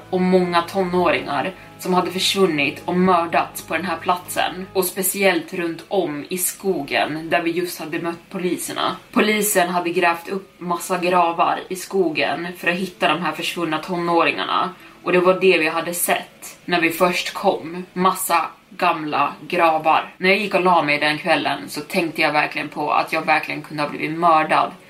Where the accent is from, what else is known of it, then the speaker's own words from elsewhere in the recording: Long Island, New York, United States; Vi kommer från Long Island, New York